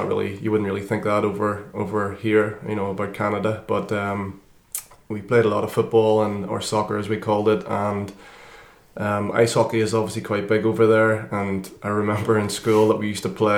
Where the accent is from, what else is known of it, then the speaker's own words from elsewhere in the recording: Northern Ireland, United Kingdom; I grew up in Northern Ireland